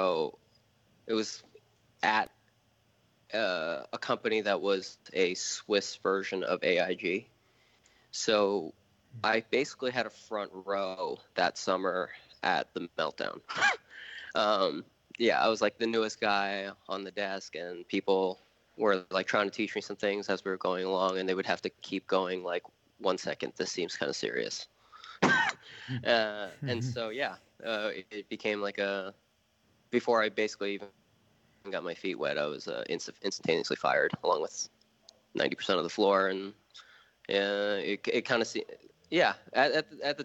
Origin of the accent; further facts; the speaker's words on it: New York, United States; moved away as an adult; also born or lived in New Jersey / Pennsylvania; now in Los Angeles, United States; I was born in New York, raised in New York, New Jersey